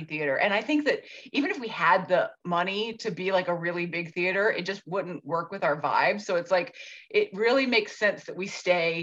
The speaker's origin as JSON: {"language": "English", "town": "Atlanta", "region": "Georgia", "country": "United States", "tie": "born or raised there", "said": "I grew up here. I grew up in the suburbs."}